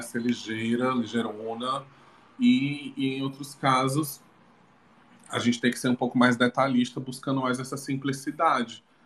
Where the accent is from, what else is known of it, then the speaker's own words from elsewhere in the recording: Maracanaú, Ceará, Brazil; now in Fortaleza, Brazil; fez parte da minha infância. Que eu sempre vinha né, de Maracanã para Fortaleza de ônibus com meus avós